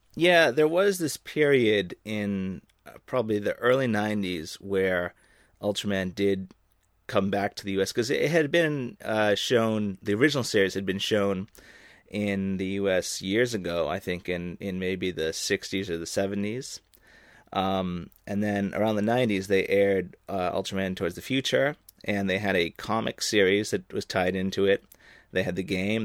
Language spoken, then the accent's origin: English; Boston, Massachusetts, United States; moved away as an adult; now in Japan; originally, I'm from Boston